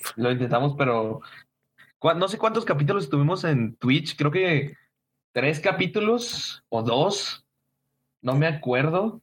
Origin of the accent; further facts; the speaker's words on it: Chihuahua, Mexico; somos de Chihuahua